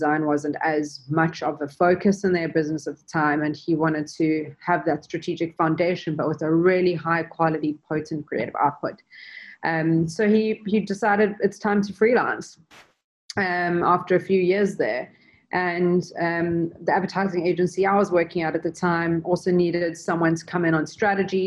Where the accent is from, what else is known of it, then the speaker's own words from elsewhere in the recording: Durban, KwaZulu-Natal, South Africa; Craig and I both grew up in South Africa in Durban